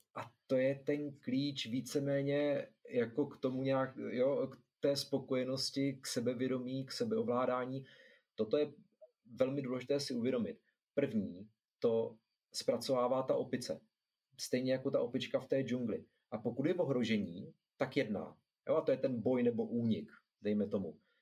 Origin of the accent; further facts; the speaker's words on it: Zlín, Zlín Region, Czechia; já jsem ze Zlína